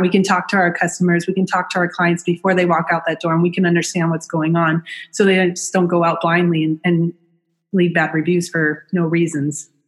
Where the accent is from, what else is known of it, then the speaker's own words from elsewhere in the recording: Orange County, California, United States; I'm from Orange County